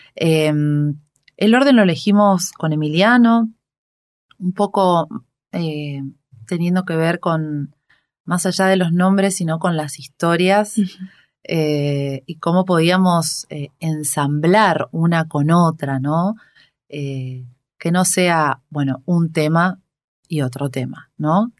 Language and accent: Spanish; Reconquista, Santa Fe, Argentina; moved away as an adult; now in Buenos Aires, Argentina; yo vengo de una ciudad que se llama Reconquista, al norte de la provincia de Santa Fe